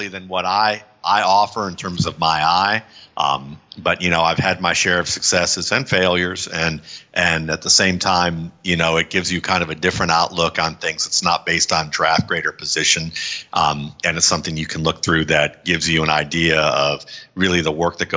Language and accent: English; Cleveland, Ohio, United States; I grew up in Cleveland